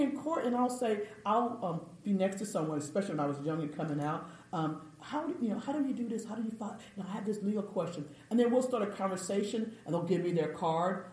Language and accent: English; Austin, Texas, United States; I was from Austin